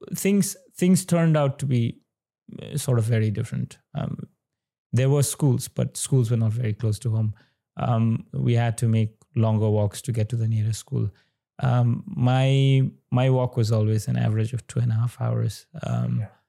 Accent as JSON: {"language": "English", "area": "Sankhuwasabha, eastern Nepal", "region": "Koshi Province", "country": "Nepal", "tie": "born or raised there", "said": "i was born in uh, the eastern part of nepal uh, district called sankwa mm-hmm. and my village would specifically be chiraite"}